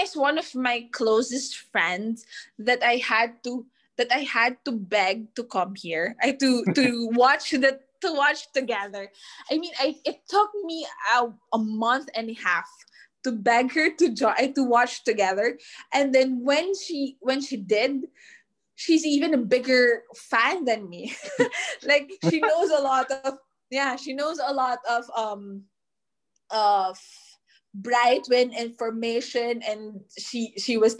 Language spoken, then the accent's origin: English; Manila, Metro Manila, Philippines; we're from Manila